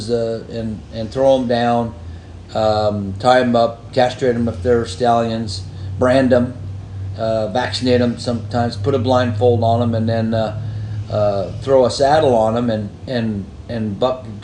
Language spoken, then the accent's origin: English; Denver, Colorado, United States; moved away as an adult; also born or lived in Montana / Southern California; now in Kentucky, United States; I was born there in Denver in 57 and graduated high school there